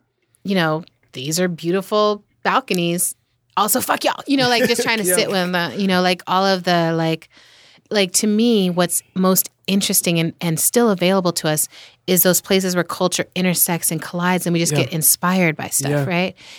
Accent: Germany; I grew up in Germany. Mm. And I'm like, when I'm in Japan or Germany, you know, I feel very like there's a familiarity

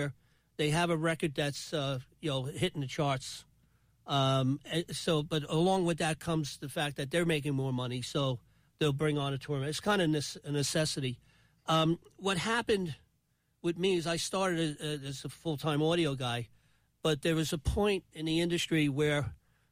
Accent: Bayonne, New Jersey, United States; I grew up in Bayonne

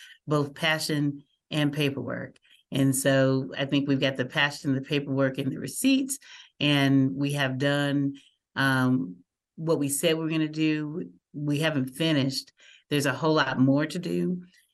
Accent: Muskogee, Oklahoma, United States; now in Albuquerque, United States; we grew up in Muskogee, Oklahoma, back in the pseudo South in the late 60s

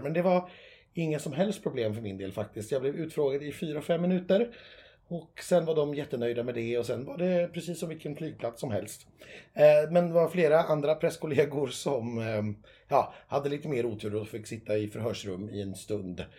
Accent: Sweden; vi svenskar

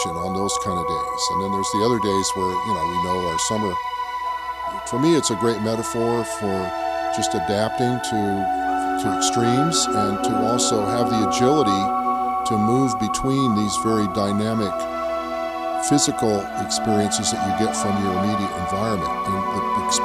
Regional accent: California, United States; Spent time in Australia. I grew up

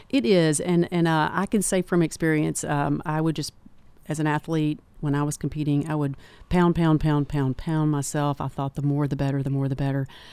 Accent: Manchester, Tennessee, United States; also born or lived in Knoxville, Tennessee; I'm from Manchester and, uh, also started the Tullahoma Clinic

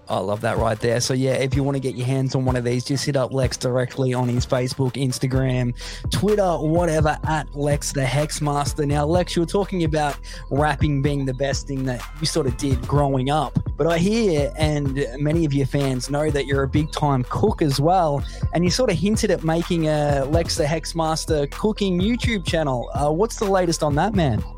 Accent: Australia; where I grew up in the middle of nowhere, Australia

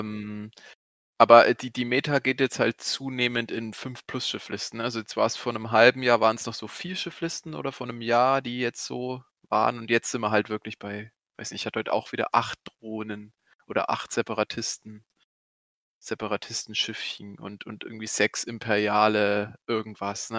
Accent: Goldbach, Bavaria, Germany; ich komme aus Goldbach

